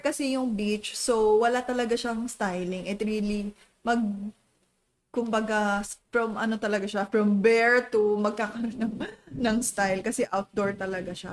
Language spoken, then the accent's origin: Tagalog; Calabarzon, Philippines; We're from Cavite